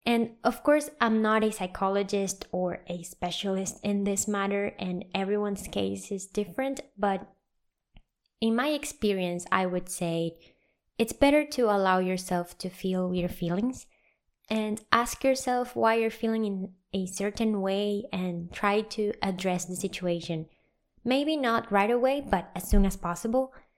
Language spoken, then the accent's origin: English; Venezuela; moved away as an adult; also born or lived in Santiago, Chile; I moved from my home country, Venezuela